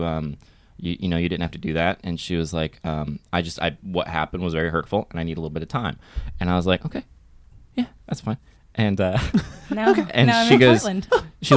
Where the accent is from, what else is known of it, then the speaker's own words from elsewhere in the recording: Florida, United States; I grew up in Florida